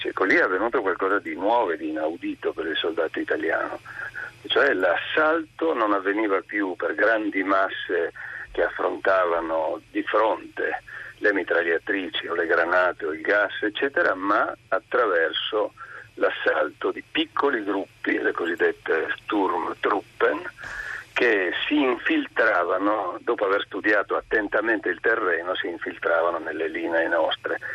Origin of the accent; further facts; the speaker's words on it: Trieste, Friuli-Venezia Giulia, Italy; Dalle mie parti io sono triestino